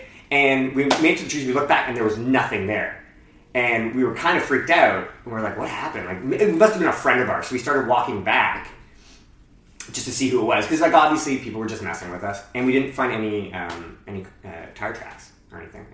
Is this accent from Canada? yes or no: yes; Barrie, Ontario, Canada; I'm from Barrie, Ontario